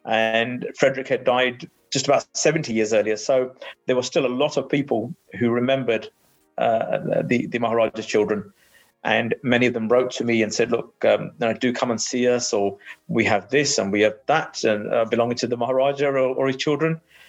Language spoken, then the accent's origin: English; United Kingdom; born there; And I, as a British-born Sikh, had never heard of them.